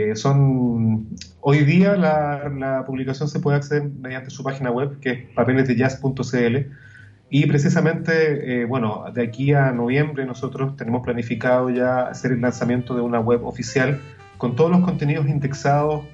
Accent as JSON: {"language": "Spanish", "country": "Chile", "said": "nosotros como chilenos"}